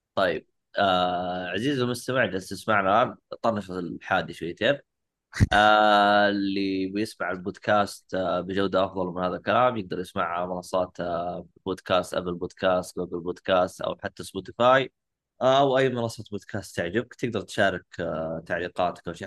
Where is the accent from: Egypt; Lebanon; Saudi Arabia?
Saudi Arabia; عندنا في السعودية